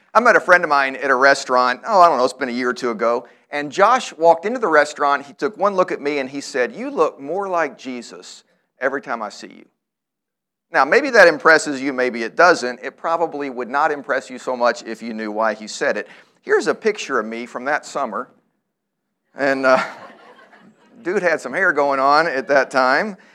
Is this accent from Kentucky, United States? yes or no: yes; Louisville, Kentucky, United States; the church where I grew up here in Louisville